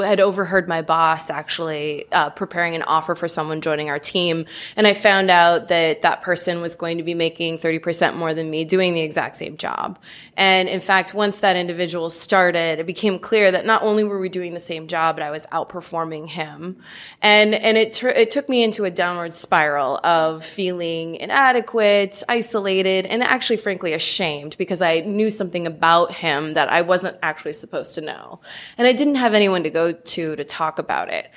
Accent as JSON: {"language": "English", "town": "Battle Ground", "region": "Washington", "country": "United States", "tie": "born or raised there", "lives_now": "Portland, United States", "said": "I was born in Portland, but grew up in Battleground, Washington, and moved to Portland in 2001."}